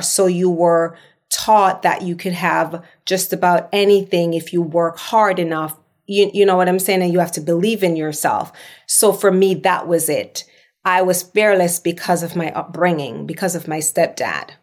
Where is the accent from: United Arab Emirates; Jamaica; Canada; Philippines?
Jamaica; accent: patois; moved away as an adult; now in Los Angeles, United States; I'm Jamaican